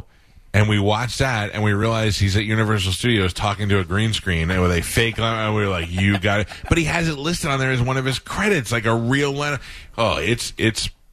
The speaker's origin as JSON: {"language": "English", "town": "New York City", "region": "New York", "country": "United States", "tie": "born or raised there", "moved": "yes", "said": "I grew up in Staten Island"}